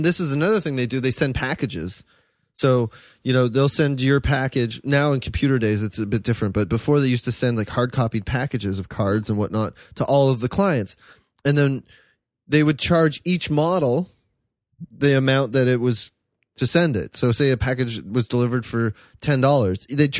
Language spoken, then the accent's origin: English; Canada; moved away; also born or lived in France; I'm from Canada